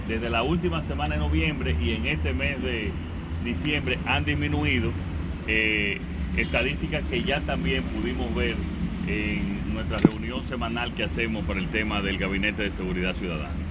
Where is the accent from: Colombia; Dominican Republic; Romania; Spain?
Dominican Republic; moved away; disfrutar una buena estadía en mi país